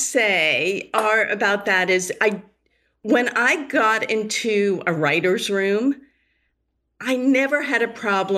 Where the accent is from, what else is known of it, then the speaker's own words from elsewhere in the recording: Boston, Massachusetts, United States; I grew up in the Boston area.